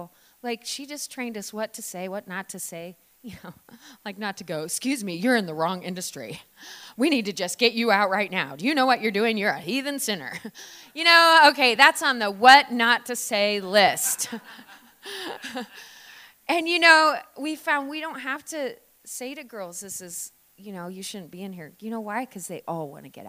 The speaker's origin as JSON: {"language": "English", "region": "Oregon", "country": "United States", "moved": "yes", "lives_now": "Victoria, Australia", "said": "I'm from Oregon originally"}